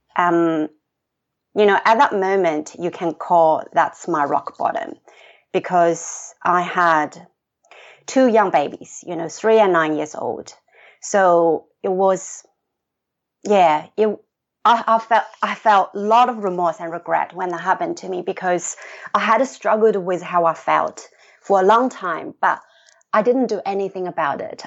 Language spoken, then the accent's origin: English; China; moved away as an adult; now in Sydney, Australia; I grew up in China